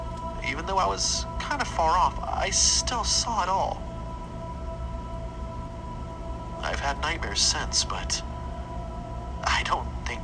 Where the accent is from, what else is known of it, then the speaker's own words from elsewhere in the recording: Dallas-Fort Worth, Texas, United States; now in Orange, United States; I grew up in the Dallas-Fort Worth area, which is, again, very green, but not really swampy like it is down here.